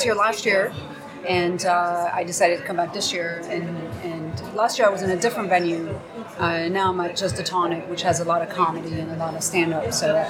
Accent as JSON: {"language": "English", "region": "New York", "country": "United States", "also_born_or_lived": "France / San Francisco", "said": "I'm also French from Brooklyn."}